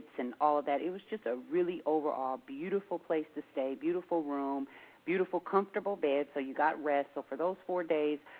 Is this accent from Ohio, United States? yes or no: no; Seattle, Washington, United States; we're from Seattle